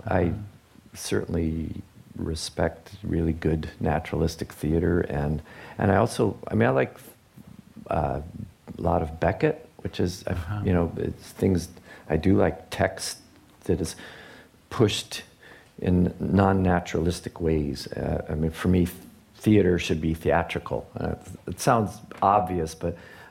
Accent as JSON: {"language": "English", "area": "outside of Detroit", "region": "Michigan", "country": "United States", "tie": "born or raised there", "also_born_or_lived": "British Columbia", "moved": "as an adult", "said": "I grew up outside of Detroit, so being bred in the car culture"}